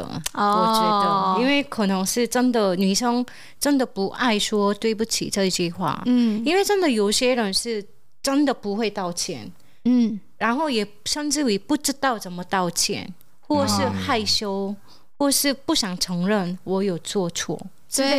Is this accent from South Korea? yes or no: yes; South Korea; moved away